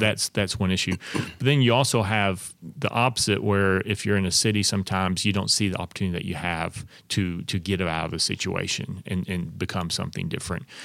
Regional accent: Knoxville, Tennessee, United States; now in Crossville, United States; I grew up in East Tennessee in Knoxville and, uh, attended, uh, public schools there all the way through, attended University of Tennessee for college, so born and raised, uh, in East Tennessee.

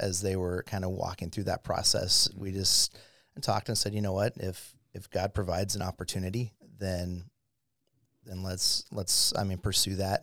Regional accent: Irvine, California, United States; I grew up in Southern California in the, um, yeah, city of Irvine.

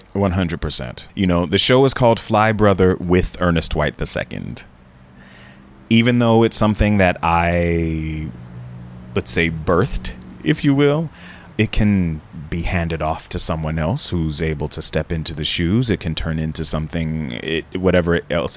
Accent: Jacksonville, Florida, United States; moved away; also born or lived in San Francisco Bay Area; My parents were career teachers, high school level in my hometown of Jacksonville, Florida

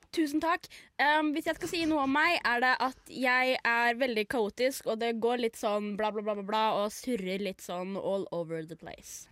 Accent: Norway; jeg er norsk

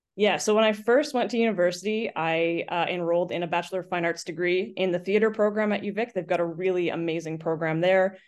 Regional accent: Lake Cowichan, British Columbia, Canada; moved away as an adult; also born or lived in Victoria, Canada; now in Kelowna, Canada; I grew up in an itty-bitty town in South Central Vancouver Island called Lake Cowichan

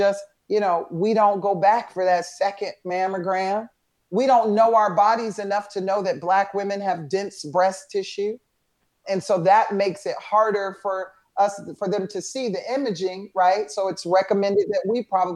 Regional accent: Atlanta, Georgia, United States; a wonderful experience growing up in Atlanta

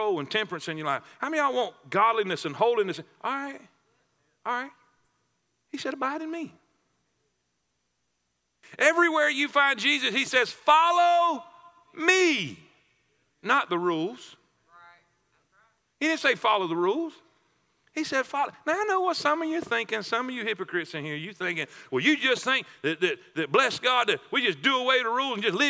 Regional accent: South Florida, United States; I grew up in South Florida around orange trees and grapefruit trees

